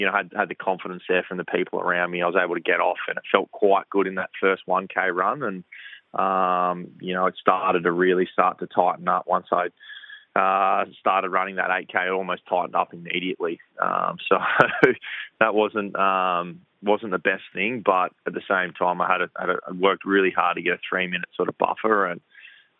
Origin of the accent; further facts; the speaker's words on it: New South Wales South Coast, Australia; now in Gold Coast, Australia; I grew up on the New South Wales South Coast